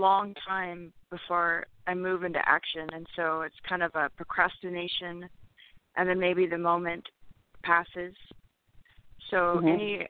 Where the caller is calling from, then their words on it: Bay Area, California, United States; I'm calling from the Bay Area.